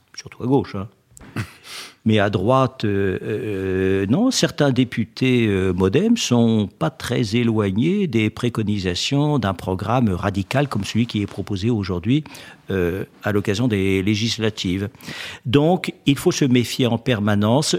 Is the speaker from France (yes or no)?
yes; Alsace, Grand Est, France; je suis alsacien